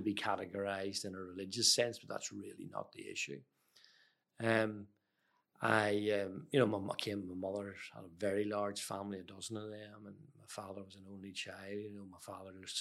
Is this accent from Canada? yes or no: no; Belfast, Northern Ireland, United Kingdom; moved away as an adult; also born or lived in England; now in Australia; I grew up in Belfast in the late 60s, early 70s